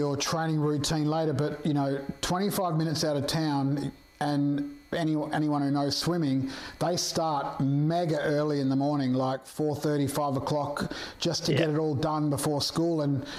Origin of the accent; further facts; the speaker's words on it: Perth, Western Australia, Australia; moved away as an adult; I too am from Perth originally, but we moved over here about 15 years, 20 years ago.